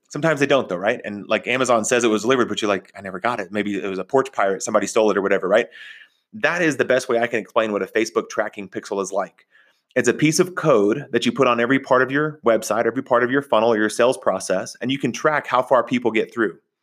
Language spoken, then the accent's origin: English; Texas, United States; also born or lived in Oklahoma; I grew up in Texas, in Oklahoma.